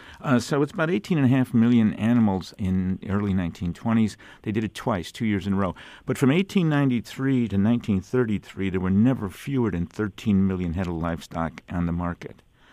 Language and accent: English; Chicago, Illinois, United States; I grew up in Back of the Yards, and there were 12 Catholic churches in 2 square miles, and, better than Rome.